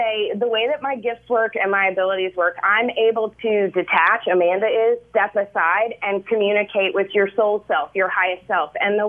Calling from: Belize; I'm calling from Belize. We moved to Belize a year ago in July

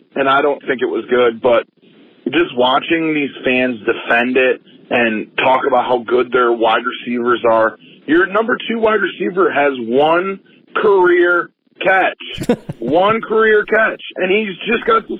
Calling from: Detroit, Michigan, United States; Hey, Ryan … I'm calling from Detroit.

